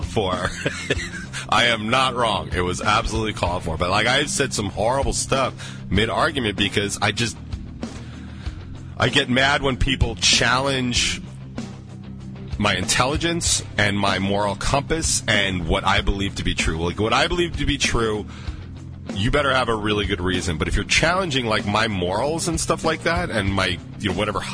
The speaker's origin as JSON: {"language": "English", "region": "New York", "country": "United States", "said": "I'm from New York. So accents are flying"}